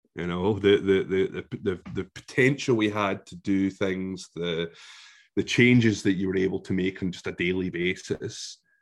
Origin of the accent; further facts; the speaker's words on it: Scotland, United Kingdom; despite being utterly immersed in this brilliant country, for the government government of my country, I am deemed as not being Scottish.